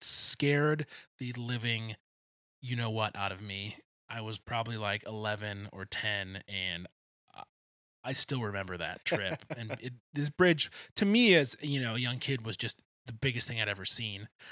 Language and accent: English; outside Detroit, Michigan, United States; I grew up right outside Detroit